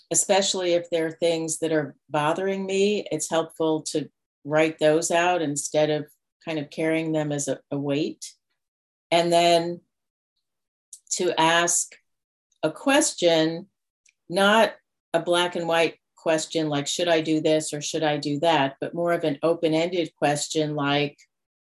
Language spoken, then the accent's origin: English; New York, United States; moved away; also born or lived in Denver, Colorado / Colorado; I was born in Denver, but didn't grow up there. My family moved when I was 2 to New York. So that's where I grew up.